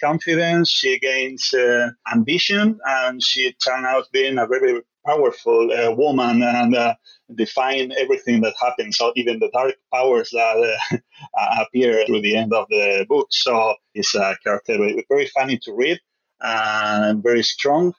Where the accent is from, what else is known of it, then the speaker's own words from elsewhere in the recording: Spain; I was born and raised in Spain, so I'm calling from Madrid, Spain.